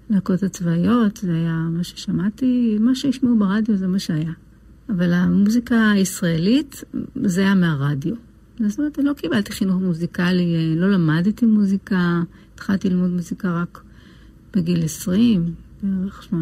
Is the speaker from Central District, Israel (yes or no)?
yes; Lod, Central District, Israel; אני נולדתי בעיר לוד.